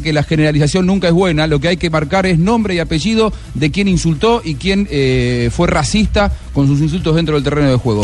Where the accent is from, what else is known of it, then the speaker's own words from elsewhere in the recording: Argentina; soy el argentino de este grupo